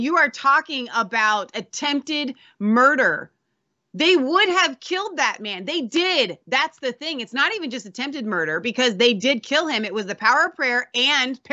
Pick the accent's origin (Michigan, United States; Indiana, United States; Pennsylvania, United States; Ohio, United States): Ohio, United States; Cincinnati; we're from Cincinnati